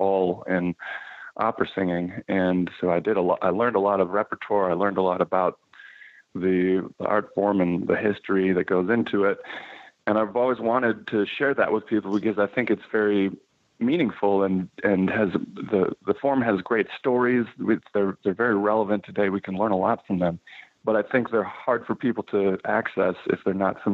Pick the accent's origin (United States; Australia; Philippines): United States; Fox Valley, Wisconsin; moved away as an adult; also born or lived in Milwaukee, Wisconsin / Boston; now in New York, United States; I was born in Milwaukee and raised in the Fox Valley, Wisconsin. So I grew up about 45 minutes